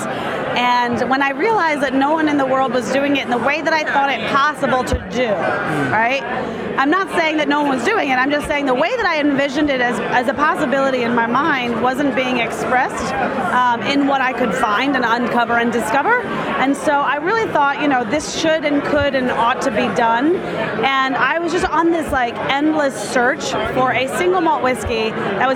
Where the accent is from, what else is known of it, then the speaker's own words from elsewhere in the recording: United States; I'm an American mutt. I'm French, Spanish, German, and Welsh